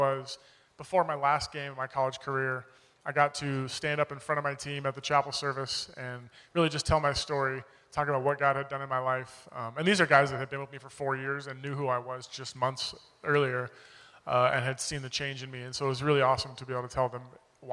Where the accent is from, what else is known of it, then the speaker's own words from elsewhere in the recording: Oceanside, California, United States; moved away as an adult; also born or lived in Jacksonville; I grew up in Oceanside. I've lived here my whole life